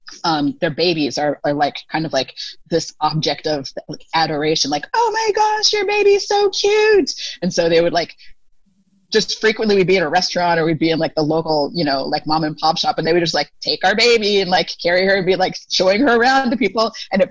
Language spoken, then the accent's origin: English; Arizona, United States; moved away as an adult; also born or lived in Taiwan; now in Thailand; we're all from the States, but I'm biracial. And so I have more of a lighter skin tone that is harder for people to immediately identify.